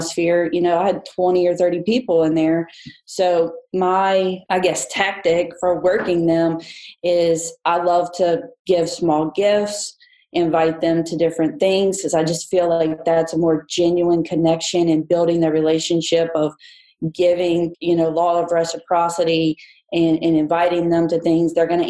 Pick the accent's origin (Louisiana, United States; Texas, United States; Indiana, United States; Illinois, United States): Louisiana, United States; Baton Rouge; moved away as an adult; So I'm from Baton Rouge, grew up here, moved away for 20 years. My husband's job brought us back here.